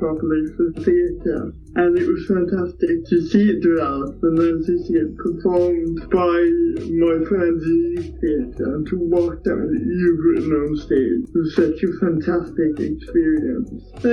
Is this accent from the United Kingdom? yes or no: yes; Port Talbot, Wales, United Kingdom; I'm from Port Talbot